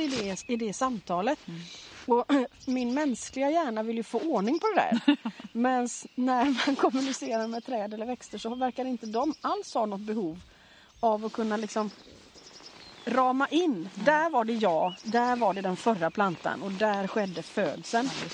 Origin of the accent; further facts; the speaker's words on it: Gothenburg, Västra Götaland, Sweden; när jag växte upp i Göteborg